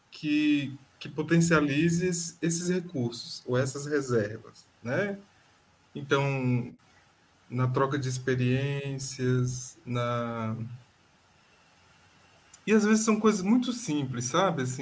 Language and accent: Portuguese; Federal District, Brazil; É, não, só eu que sou do DF.